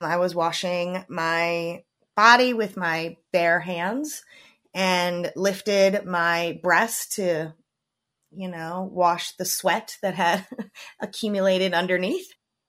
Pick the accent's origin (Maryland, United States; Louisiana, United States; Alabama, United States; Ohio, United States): Maryland, United States; I grew up in Maryland, which I am still currently living in.